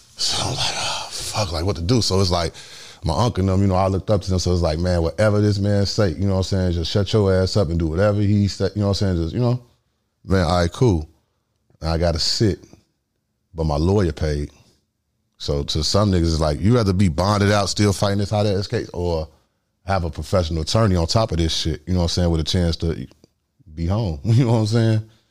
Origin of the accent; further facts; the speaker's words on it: Chicago, Illinois, United States; I'm from the South Side.